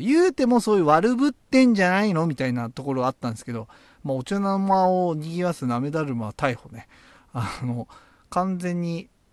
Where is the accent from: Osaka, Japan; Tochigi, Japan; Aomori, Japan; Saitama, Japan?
Tochigi, Japan; 僕も栃木出身